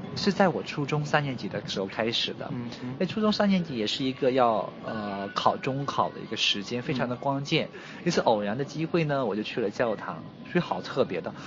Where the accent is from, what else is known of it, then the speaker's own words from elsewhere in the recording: Wenzhou, Zhejiang, China; moved away as an adult; also born or lived in Wuhan, China; now in Xiamen, China; 我的老家在温州，其实温州是一个蛮特别的，呃，城市